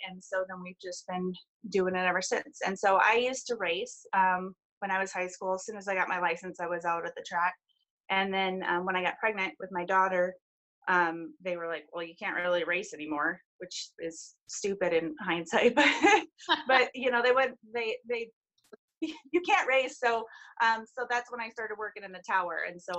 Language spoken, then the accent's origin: English; Wisconsin, United States; now in Alaska, United States; Well, my dad, originally we're from Wisconsin, and so dad used to race at Elkhart Lake